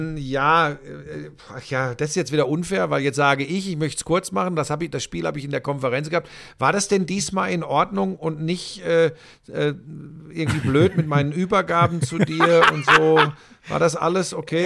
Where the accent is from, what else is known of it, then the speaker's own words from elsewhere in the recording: Ruhr area, North Rhine-Westphalia, Germany; ich bin ein Kind des Ruhrgebiets.